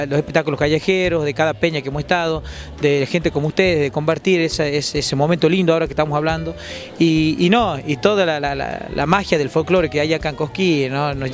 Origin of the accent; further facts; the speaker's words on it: Catamarca, Argentina; yo trato de defender siempre mi terruño, ¿no? Siempre, siempre cantarle al poncho, cantarle a la artesana, siempre le canto a los hilos, al urdiembre, empaparme de, ese, esa tradición que tenemos en Catamarca, ¿no?